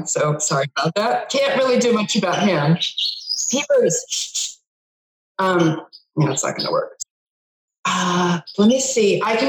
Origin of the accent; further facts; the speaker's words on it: New England, United States; also born or lived in Los Angeles; I grew up in New England and I went to Boston University for my undergrad in broadcasting and film. And then I was out in LA, came back to New England, and went to Harvard